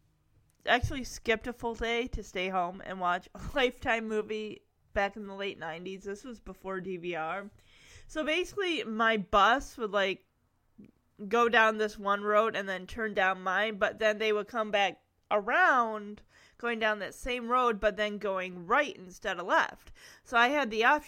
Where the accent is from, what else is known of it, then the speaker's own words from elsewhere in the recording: Lowell, United States; this was right in my hometown of Lowell, so Lowell's, like, really, really small